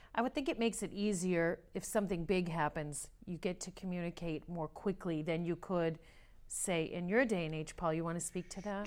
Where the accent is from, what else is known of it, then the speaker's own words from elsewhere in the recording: Tewksbury, Massachusetts, United States; I'm from Tewksbury